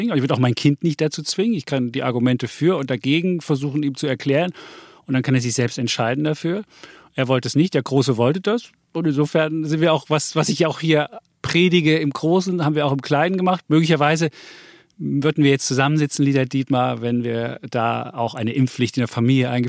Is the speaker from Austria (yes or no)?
yes; Austria; wir wollten eine Banane für mich als Ösi.